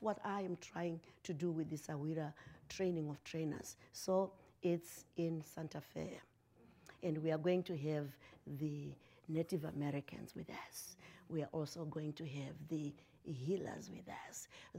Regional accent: Zimbabwe; moved away as an adult; I am from Zimbabwe

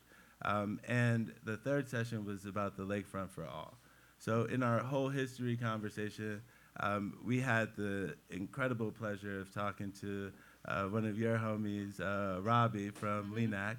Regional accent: Cleveland, Ohio, United States; I'm a Clevelander through and through. I was born and raised in Cleveland. I went away to college and I came back

